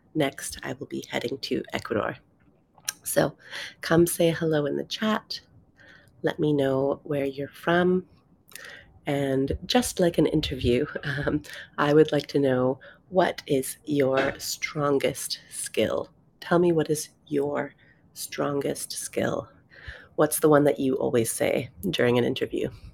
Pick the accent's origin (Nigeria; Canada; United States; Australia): Canada; moved away as an adult; also born or lived in London, United Kingdom; I'm originally from Canada